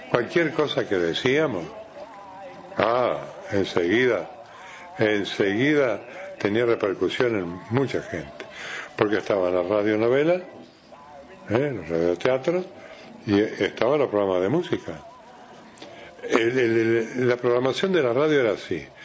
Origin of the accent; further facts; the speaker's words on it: Rocha, Uruguay; yo cuando me vine de Rocha, vine a estudiar para bancario.